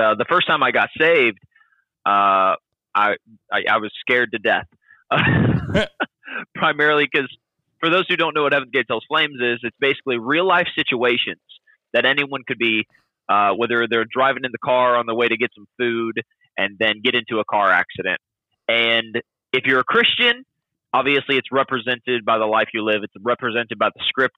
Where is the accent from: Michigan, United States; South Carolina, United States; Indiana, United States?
Indiana, United States; Logansport; also born or lived in Peru, Indiana; I grew up in Indiana. Lived there for pretty much 18 years, 15 years in a town called Logansport, and 3 years in a town called Peru